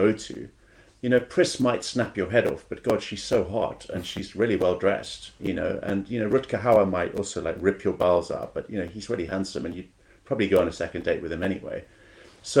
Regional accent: South Africa; moved away; also born or lived in Kenya; I grew up in South Africa and Kenya

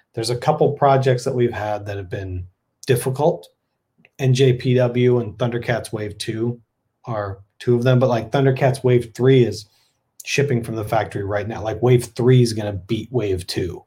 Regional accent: Texas, United States; moved away; a Texan originally

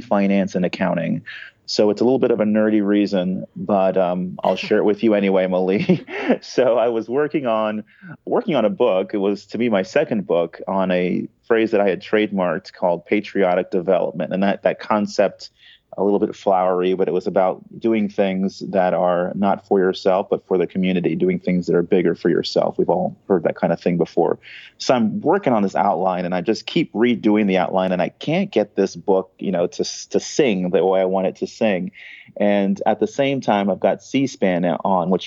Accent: California, United States; I was born in California, grew up fairly normally

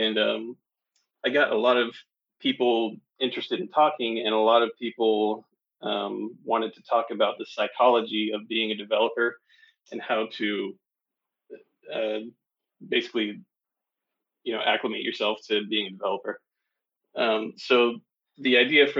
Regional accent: Tennessee, United States; I grew up in Tennessee

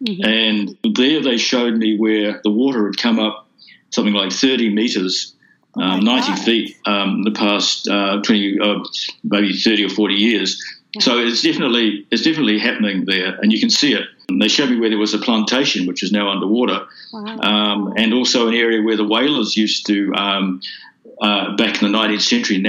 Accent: Fiji; it's about growing up in Fiji, mm-hmm. and looking back at that and at the changes that were taking place.

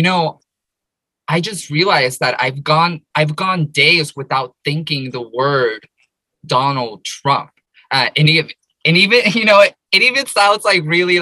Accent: Paramount, California, United States; I grew up in the United States. I grew up in Southern California, in LA, in this little city called Paramount.

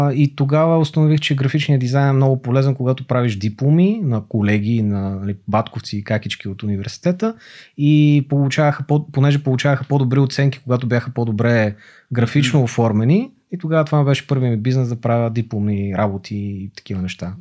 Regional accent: Montana, Montana Province, Bulgaria; moved away as an adult; also born or lived in Gabrovo; now in Sofia, Bulgaria; роден съм в София, отраснал съм в Монтана, учил съм в Габро, след това се върнах в София

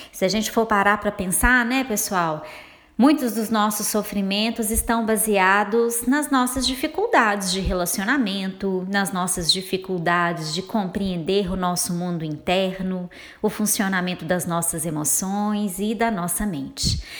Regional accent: Minas Gerais, Brazil; accent: mineiro; eu sou mineira, então vocês vão se acostumando aí com o meu sotaque

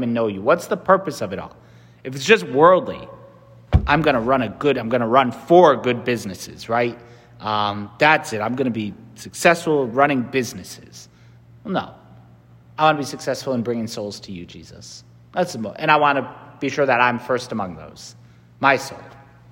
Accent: Connecticut, United States; I'm from Connecticut.

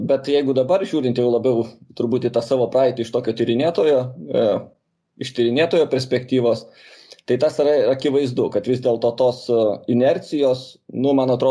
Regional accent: Kaunas, Kaunas County, Lithuania; aš augau aukštuosiuose šančiuose, Kaune, ir ten nu, visada buvo apsuptyje uniformuotų žmonių.

